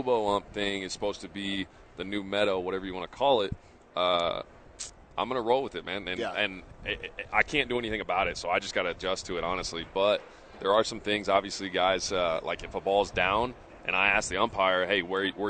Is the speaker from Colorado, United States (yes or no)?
no; Nebraska, United States; also born or lived in Portland, Oregon; I was born in Portland, but I grew up mostly in Nebraska